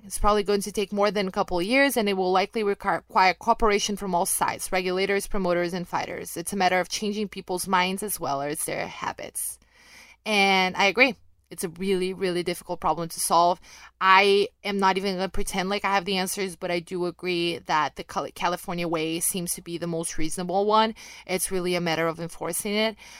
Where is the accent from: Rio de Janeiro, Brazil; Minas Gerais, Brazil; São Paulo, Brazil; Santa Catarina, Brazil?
Rio de Janeiro, Brazil; accent: mild; English is a second language; I picked all of that up right, right at the mean streets of Rio de Janeiro, Brazil